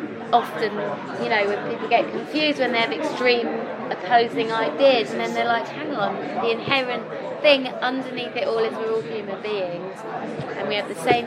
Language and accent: English; the north of England, United Kingdom; accent: north of England; I have an accent from the north of England.